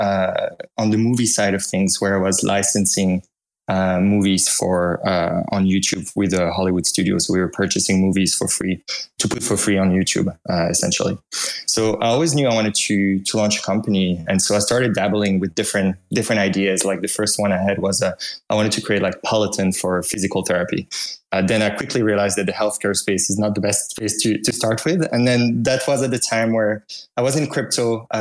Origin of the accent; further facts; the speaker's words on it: Belgium; accent: French; English is a second language; moved away as an adult; now in United States; I'm from Belgium, if you can hear some hint of a French accent in there